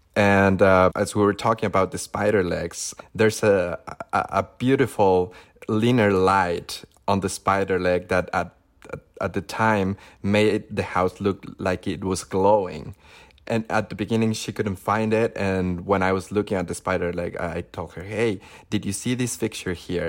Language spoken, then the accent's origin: English; Zacatecas, Mexico; moved away as an adult; now in Los Angeles, United States; I grew up in Zacatecas, which is World Heritage City by UNESCO.